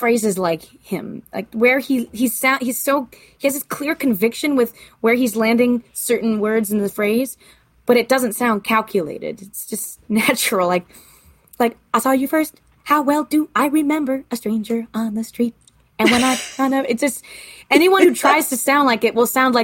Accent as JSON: {"language": "English", "area": "the Poconos", "region": "Pennsylvania", "country": "United States", "tie": "born or raised there", "said": "I grew up hanging out in the Poconos"}